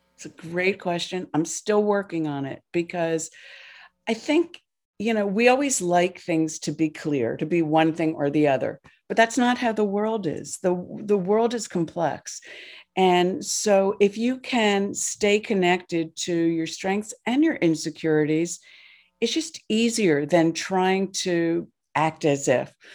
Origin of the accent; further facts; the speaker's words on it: New Jersey, United States; I grew up in New Jersey